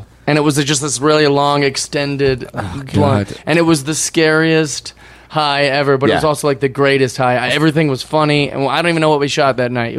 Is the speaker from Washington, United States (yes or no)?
yes; Seattle, Washington, United States; And I'm from Seattle.